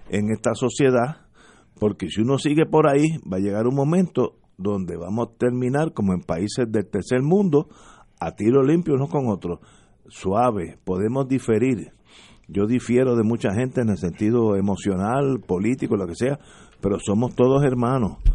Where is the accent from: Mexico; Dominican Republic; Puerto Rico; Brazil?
Puerto Rico; Yo soy puertorriqueño que hubiera nacido en la luna.